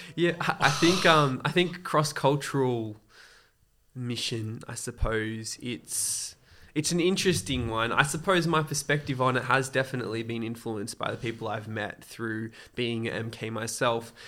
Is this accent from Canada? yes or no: no; Australia; also born or lived in Côte d'Ivoire; I've pretty much grown up mainly in Australia